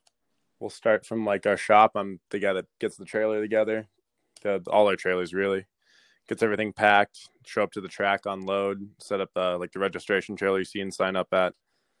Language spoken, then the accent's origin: English; Lake Havasu City, Arizona, United States; Yeah, I was born and raised in Lake Havasu.